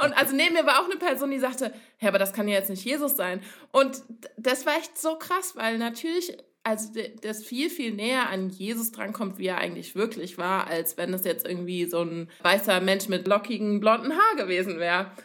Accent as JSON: {"language": "German", "town": "Cologne", "region": "North Rhine-Westphalia", "country": "Germany", "said": "ich komme aus Köln"}